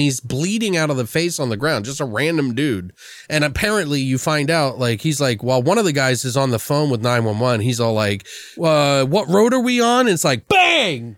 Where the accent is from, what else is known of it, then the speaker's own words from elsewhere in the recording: Maryland, United States; I'm from Maryland